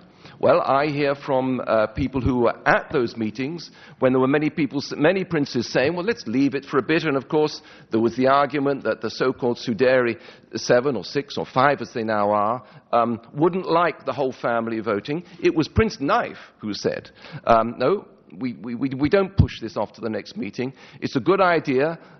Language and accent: English; United Kingdom; I, as a Brit